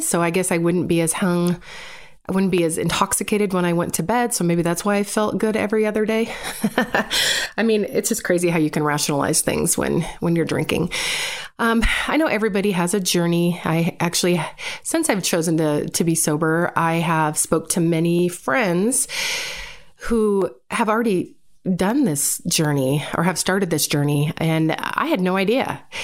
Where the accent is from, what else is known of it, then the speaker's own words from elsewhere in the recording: Seattle, Washington, United States; born and raised in Seattle, Washington